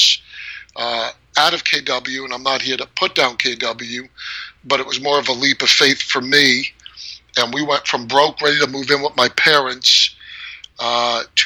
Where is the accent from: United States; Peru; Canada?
United States; New York; moved away as an adult; now in Chandler, United States; I was born and raised in New York, lived there most of my life.